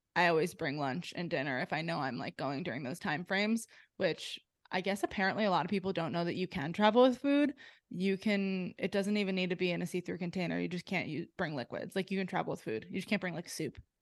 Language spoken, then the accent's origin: English; New Jersey, United States; now in Delaware, United States; I grew up in New Jersey